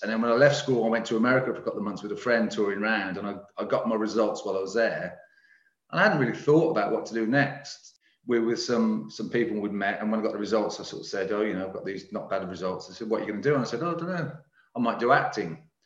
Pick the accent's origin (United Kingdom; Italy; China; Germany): United Kingdom; Birmingham, West Midlands; I'm a Brummie